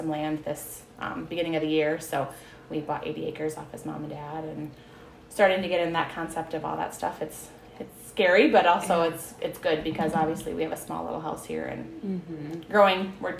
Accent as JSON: {"language": "English", "town": "Edgewood", "country": "United States", "said": "I'm originally from Edgewood. I was originally of Orwald."}